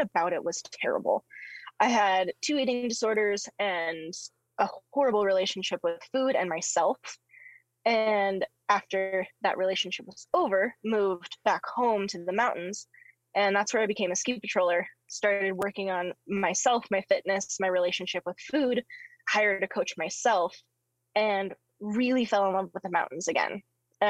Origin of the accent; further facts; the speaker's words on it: Carson City, Nevada, United States; So I grew up in Carson City, Nevada, and so in the backyard of Lake Tahoe